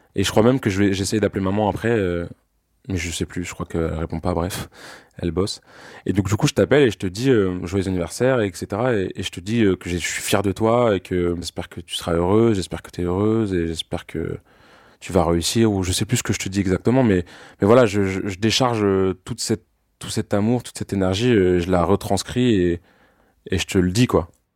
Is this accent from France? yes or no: yes; France; je suis français, j'ai 27 ans